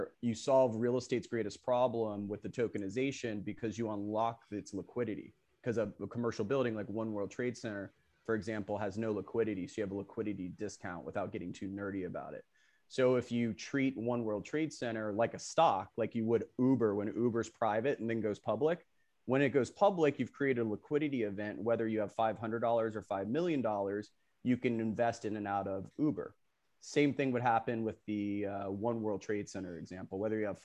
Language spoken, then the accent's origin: English; Boca Raton, Florida, United States; I grew up in Boca Raton, Florida